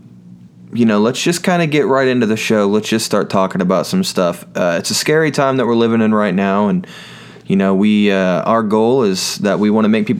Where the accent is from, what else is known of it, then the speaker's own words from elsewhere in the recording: United States; I grew up in Owen County, where there's only an I in corn